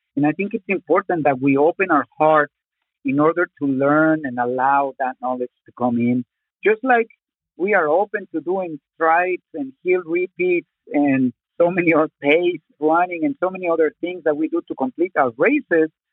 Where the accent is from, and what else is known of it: Zacatecas, Mexico; born or raised there; English is a second language; also born or lived in Mexico City, Mexico; now in Tucson, United States